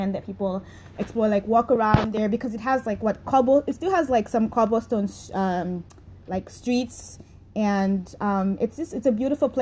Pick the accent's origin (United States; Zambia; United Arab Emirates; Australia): Zambia; I'm from Zambia